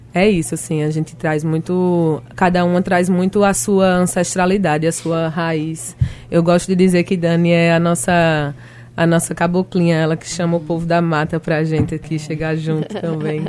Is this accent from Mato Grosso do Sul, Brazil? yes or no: no; Recife, Pernambuco, Brazil; eu sou de Recife